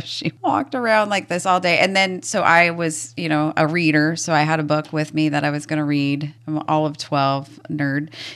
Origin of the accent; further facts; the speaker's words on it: Washington, United States; also born or lived in Montana; We have very little family here in the Pacific Northwest, or at least in Washington. Uh, when we moved over here when I was two